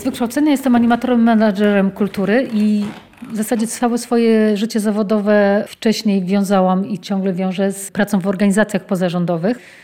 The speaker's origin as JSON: {"language": "Polish", "area": "a small town near Lublin", "region": "Lublin Voivodeship", "country": "Poland", "tie": "born or raised there", "said": "Wywodzę się z takiej małej miejscowości pod Lublinem"}